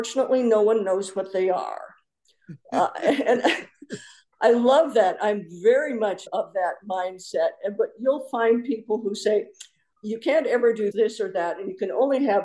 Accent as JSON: {"language": "English", "region": "North Dakota", "country": "United States", "tie": "born or raised there", "moved": "yes", "lives_now": "Tucson, United States", "said": "I grew up in North Dakota and my parents still lived there at that time"}